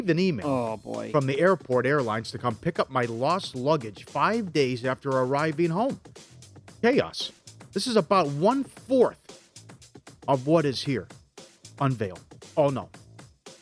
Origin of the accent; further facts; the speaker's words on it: St. Cloud, Minnesota, United States; My hometown, St. Cloud, Minnesota.